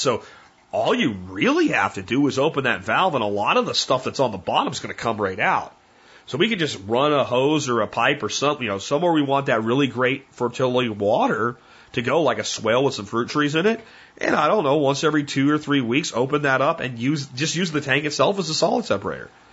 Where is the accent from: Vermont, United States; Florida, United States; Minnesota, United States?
Florida, United States; also born or lived in Pennsylvania; now in Texas, United States; I grew up in Florida